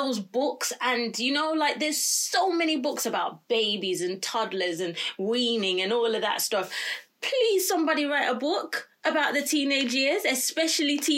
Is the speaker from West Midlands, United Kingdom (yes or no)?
yes; Birmingham, West Midlands, United Kingdom; born and raised in Birmingham, and a very proud Brummie